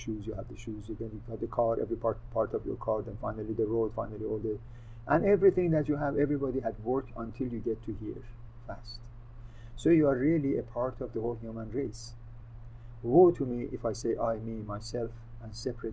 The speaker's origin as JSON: {"language": "English", "country": "Iran", "tie": "born or raised there", "moved": "yes", "lives_now": "United States", "said": "I was born overseas in Iran. And of course, I came to this country about 60 years ago"}